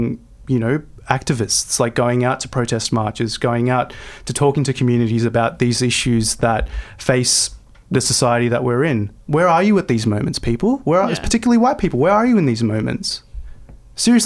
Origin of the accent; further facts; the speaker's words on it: St Marys, New South Wales, Australia; growing up in St. Mary's and in the Southwest in my early phase of life.